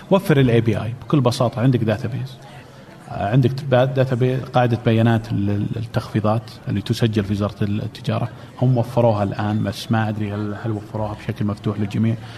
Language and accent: Arabic; Saudi Arabia; عندنا في السعوديه